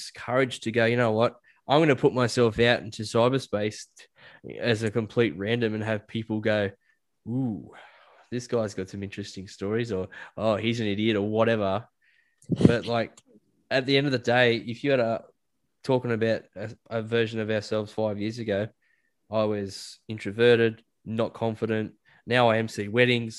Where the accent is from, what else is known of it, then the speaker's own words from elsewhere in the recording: Australia; especially in Australia, like as an Australian man, you're raised to say things like "she'll be right,"